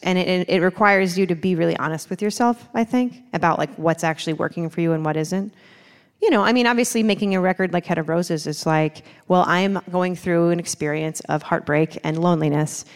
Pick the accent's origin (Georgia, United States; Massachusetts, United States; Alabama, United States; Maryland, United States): Maryland, United States; Baltimore; moved away as an adult; now in North Carolina, United States; I'm, I'm from Baltimore